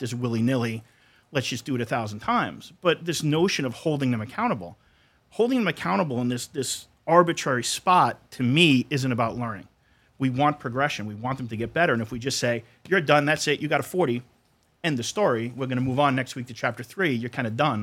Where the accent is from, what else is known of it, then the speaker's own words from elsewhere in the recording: Brooklyn, New York, United States; also born or lived in Long Island; I grew up in Brooklyn, Long Island